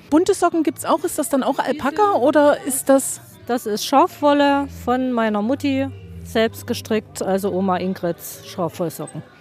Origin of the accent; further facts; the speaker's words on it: Dörfel, Saxony, Germany; Wir sind aus Dörfel bei Schlettau